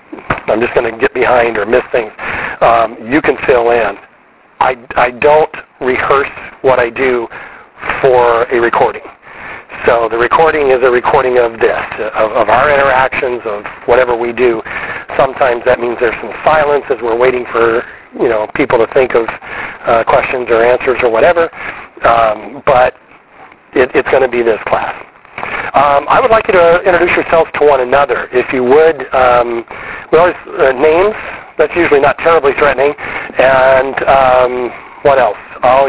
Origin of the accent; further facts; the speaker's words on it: Wiesbaden, Hesse, Germany; born there; I was born in Wiesbaden, Germany, also Air Force